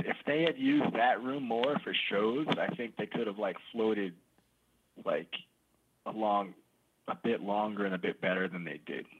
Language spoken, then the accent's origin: English; New York City, New York, United States; I grew up in East New York, like way out east